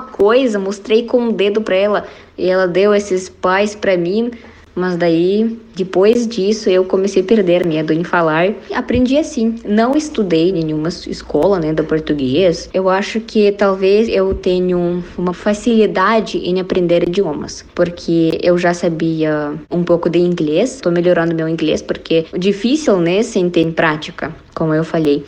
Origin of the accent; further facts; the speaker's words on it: Kazan, Tatarstan, Russia; Portuguese is a second language; moved away as an adult; now in Paraná, Brazil; Eu sou russa, sou da Rússia, da cidade Kazan, que localiza na República Tataristão. E agora, atualmente, eu moro no sul do Brasil, estado do Paraná